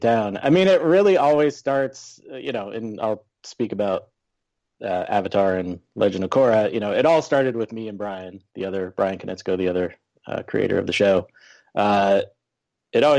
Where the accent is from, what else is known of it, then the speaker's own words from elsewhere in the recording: Vermont, United States; I grew up in Vermont, so there wasn't a lot of animation going on there